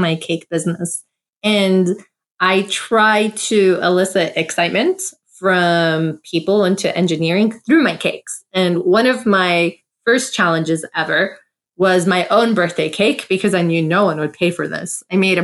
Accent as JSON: {"language": "English", "country": "United States", "tie": "born or raised there", "said": "I'm South American Armenian, born in USA"}